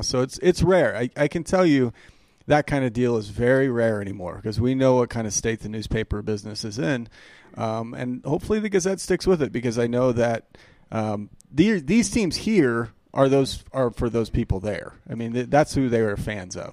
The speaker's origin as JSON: {"language": "English", "town": "Denver", "region": "Colorado", "country": "United States", "tie": "born or raised there", "also_born_or_lived": "Champaign, Illinois", "said": "where I grew up on Emerson in Iowa, over by uh, South Pearl Sushi Den"}